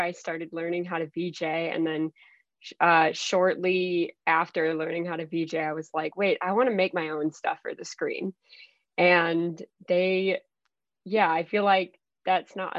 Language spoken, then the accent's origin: English; Minnesota, United States; also born or lived in Mexico; I grew up actually in Minnesota